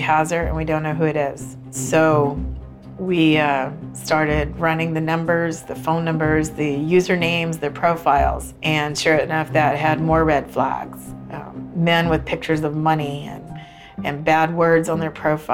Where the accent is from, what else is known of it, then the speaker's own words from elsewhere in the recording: New Braunfels, Texas, United States; I'm from New Braunfels, Texas